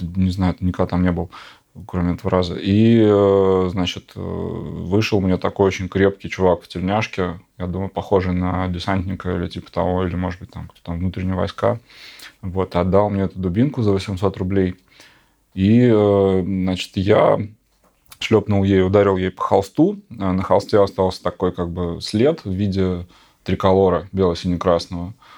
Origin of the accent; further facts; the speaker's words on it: Novosibirsk, Novosibirsk Oblast, Russia; now in Moscow, Russia; Город наш, Новосибирск, откуда я родом